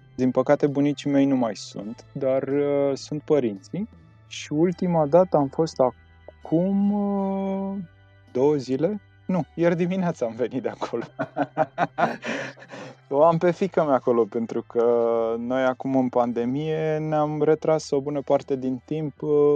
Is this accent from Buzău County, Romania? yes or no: yes; Pietroasele, Buzău County, Romania; now in Bucharest, Romania; la noi în sat